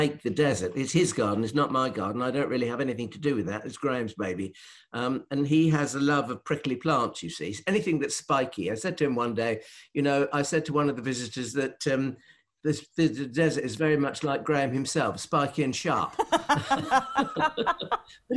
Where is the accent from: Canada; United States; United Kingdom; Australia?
United Kingdom; Northeast Norfolk, East of England; I'm from Northeast Norfolk.